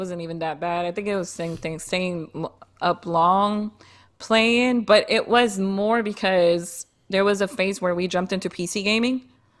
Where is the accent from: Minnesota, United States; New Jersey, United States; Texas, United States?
New Jersey, United States; moved away; I'm from the East Coast. That's why I say Mario.